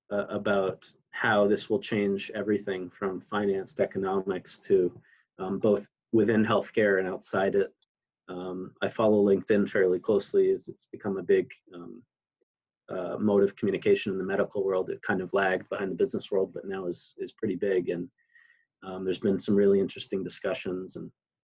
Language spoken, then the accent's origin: English; Canada; now in United States; my home country of Canada